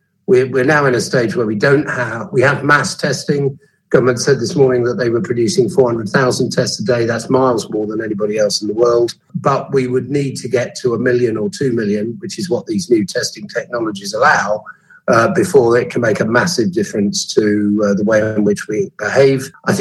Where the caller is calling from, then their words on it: East of England, United Kingdom; I'm speaking from Suffolk today